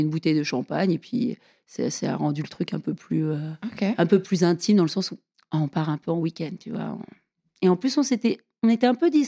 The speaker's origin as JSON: {"language": "French", "country": "United States", "second_language": "French", "moved": "yes", "said": "Parce que je suis américaine, tu sais. Tu savais pas, je suis américaine. J'aime pas trop mettre mon accent en avant. Ça fait quand même longtemps que j'habite ici"}